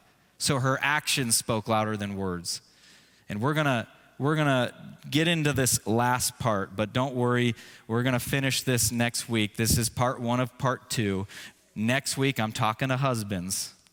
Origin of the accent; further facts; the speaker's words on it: Seattle, Washington, United States; Now, I grew up on the West Coast. I grew up in Seattle, Washington, and I had never come across somebody abusing this passage ever in all my life.